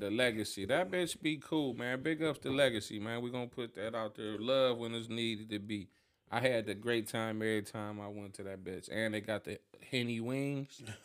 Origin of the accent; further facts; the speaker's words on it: Cleveland, Ohio, United States; I'm from Ida